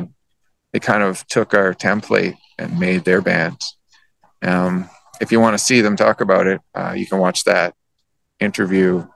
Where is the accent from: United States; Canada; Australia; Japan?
Canada; my surroundings growing up in Canada